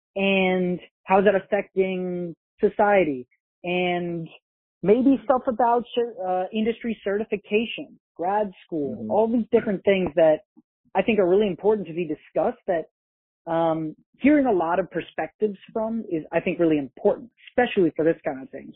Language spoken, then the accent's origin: English; about an hour north of New York City, United States; I grew up in New York, about an hour north of New York City